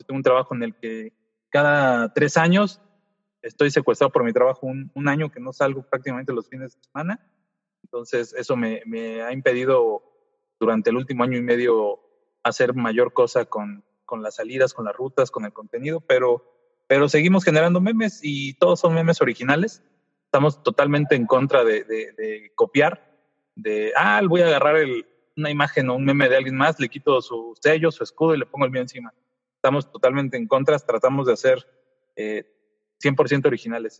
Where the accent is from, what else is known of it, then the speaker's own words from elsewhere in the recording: Mexico City, Mexico; now in Toluca, Mexico; Soy de la Ciudad de México, vivo en, en la ciudad de Toluca, en el Estado de México